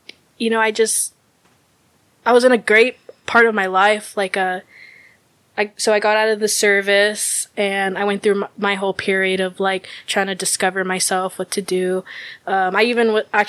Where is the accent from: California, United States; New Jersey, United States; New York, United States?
California, United States; San Diego; moved away as an adult; now in Milwaukee, United States; I'm originally from San Diego, California area.